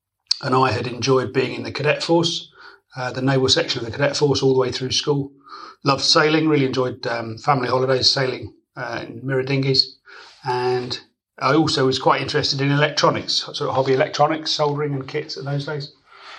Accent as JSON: {"language": "English", "town": "Gosport", "region": "South East England", "country": "United Kingdom", "tie": "born or raised there", "said": "my hometown of Gosport"}